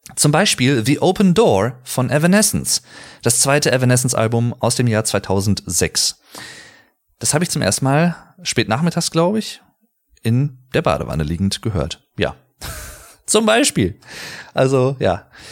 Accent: Sauerland, North Rhine-Westphalia, Germany; fickerig, sagt man bei uns im Sauerland auch ganz gerne

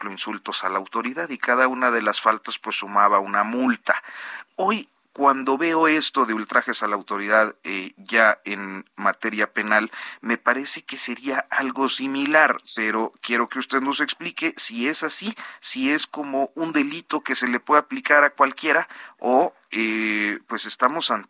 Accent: Coahuila, Mexico; A mí me lleva a recordar cuando era muy joven cómo eh, en ocasiones cuando allá en, el estado de donde yo soy, en el estado de Coahuila, en el municipio, nos, nos detenía la policía

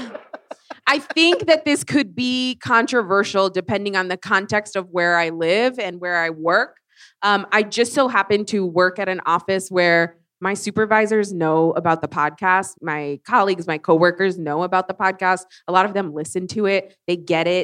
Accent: Texas, United States; As a Texan

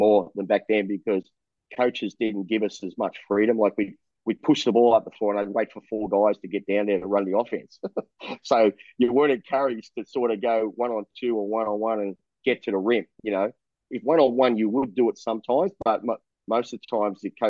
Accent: Melbourne, Victoria, Australia; moved away as an adult; now in Taiwan; I was born in Collingwood. You know the borders, right? The borders, Victoria Street, right? So I was born in there, and I sold newspapers in Richmond when I was a kid

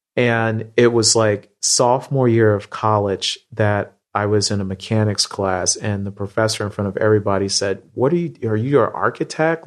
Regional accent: Midwest, United States; I grew up in the Midwest

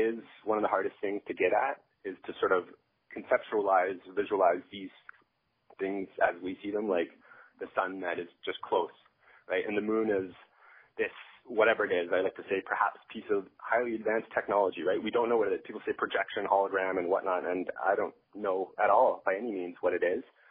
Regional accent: Northern Ontario, Canada; I was raised in Northern Ontario

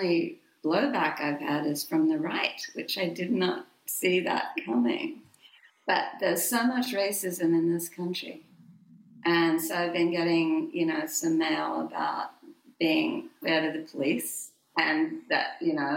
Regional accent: Sydney, New South Wales, Australia; moved away as an adult; I'd gone to work as a newspaper reporter in my hometown, Sydney, Australia

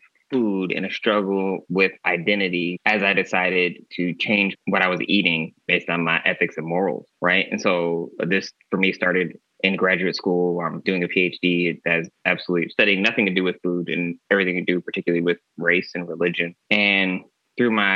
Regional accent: Michigan, United States; now in California, United States; being in California, so far away from where I grew up in Michigan

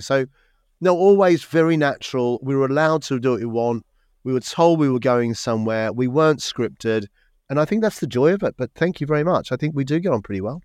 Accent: Melbourne, Victoria, Australia; moved away as an adult; also born or lived in Sydney; now in United Kingdom; I grew up in Melbourne, sometime in Sydney, um, and then lived in Sydney until I was twenty-five, and then I came across and, and then into the U K

